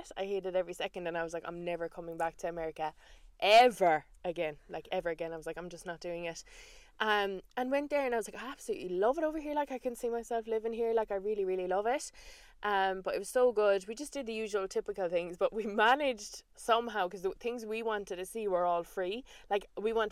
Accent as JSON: {"language": "English", "country": "Ireland", "said": "as Irish women"}